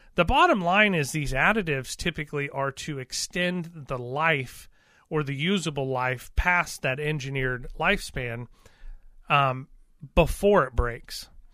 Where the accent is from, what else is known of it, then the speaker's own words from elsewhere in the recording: Missouri, United States; We're from Missouri